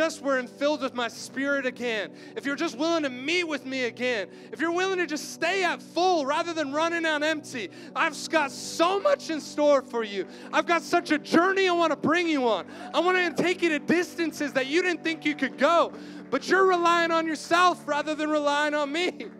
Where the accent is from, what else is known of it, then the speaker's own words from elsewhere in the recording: Cobourg, Ontario, Canada; moved away; also born or lived in Waterloo; my hometown, Coburg.